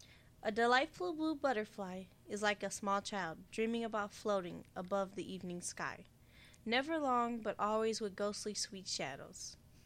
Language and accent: English; Detroit, Michigan, United States; I'm from Detroit.